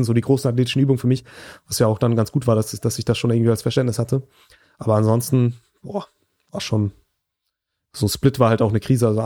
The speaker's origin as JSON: {"language": "German", "town": "Flensburg", "region": "Schleswig-Holstein", "country": "Germany", "tie": "born or raised there", "also_born_or_lived": "Hamburg", "said": "da war ich vier Wochen im Sommer in meiner Heimatstadt in Flensburg. Ich habe in Hamburg studiert ähm, oder habe da auch Schule gemacht und auch studiert dann"}